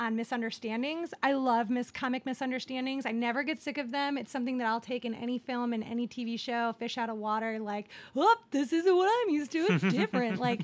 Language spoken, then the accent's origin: English; Ohio, United States; now in Los Angeles, United States; I grew up in Ohio